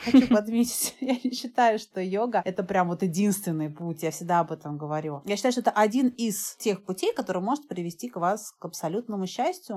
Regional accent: Moscow, Russia; moved away; also born or lived in Thailand; я родилась в Москве

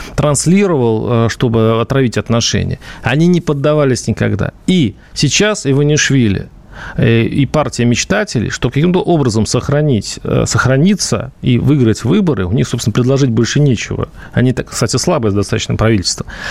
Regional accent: Russia; я россиянин

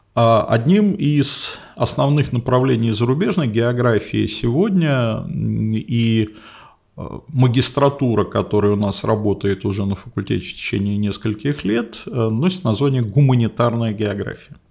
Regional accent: Moscow, Russia; first language Russian; я родился и вырос в Москве, учился в московской школе, закончил московский вуз

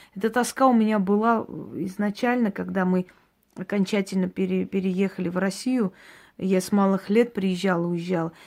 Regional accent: Georgia; now in Russia; я родилась в Грузии, но поскольку это была моя маленькая Армения, понимаете, там э, армянское село

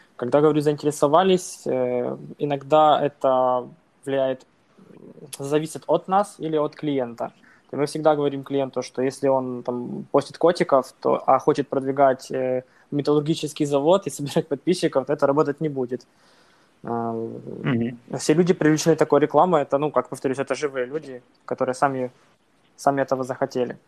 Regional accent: Bila Tserkva, Kyiv Oblast, Ukraine; moved away as an adult; now in Poland; я родом из Украины, из Киевской области, такой город Белая Церковь

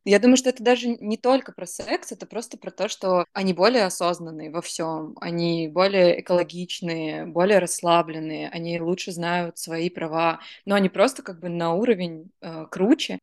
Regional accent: Rostov-on-Don, Rostov Oblast, Russia; я росла в Ростове-на-Дону

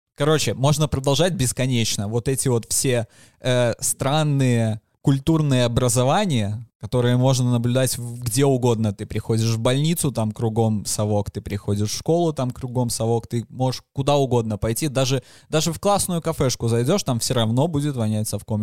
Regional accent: Belarus; мы весь белорусы

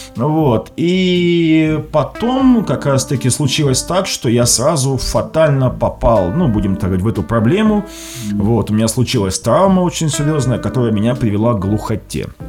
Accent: Krasnodar Krai, Russia; Я сам из Краснодарского края

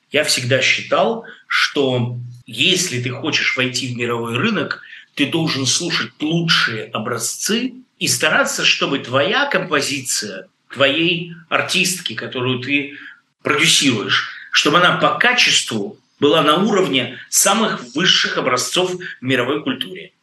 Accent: Russia; moved away as an adult; человеку, который вырос в России, жил в России, убежал из России

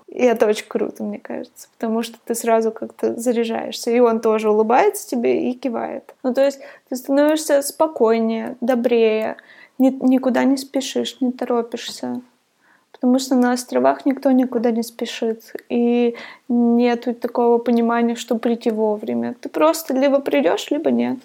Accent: Divnogorsk, Krasnoyarsk Krai, Russia; moved away as an adult; now in Thailand; Я жила в Красноярске. Я родилась в Дальногорске. Это очень маленький город рядом с Красноярском.

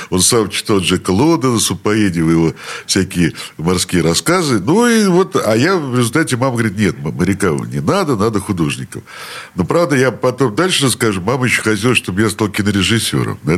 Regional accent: Saint Petersburg, Russia; Я родился на улице Маяковского э, в такой роддом, называется Снегиревка.

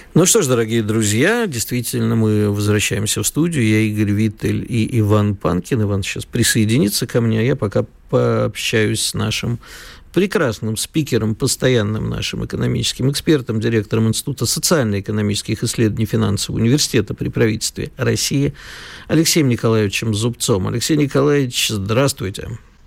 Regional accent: Kyiv, Ukraine; moved away; у меня детство прошло в Киеве, я знаю хорошо украинский язык

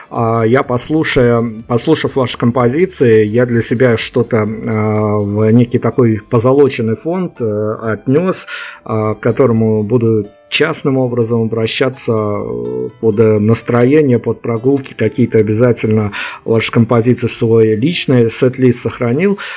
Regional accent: Saint Petersburg, Russia; Прям вот если в моем родном городе, в Питере или в э, Екатеринбурге происходит все по-другому

